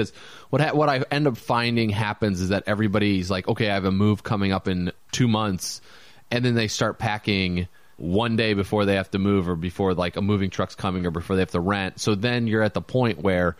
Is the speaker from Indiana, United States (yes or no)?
yes; Indiana, United States; moved away as an adult; also born or lived in Wyoming / Kansas / Alabama / Louisiana; I was born in Wyoming and then moved to Kansas and then Alabama, then Louisiana, and then Indiana. And in Indiana was like kindergarten moving forward.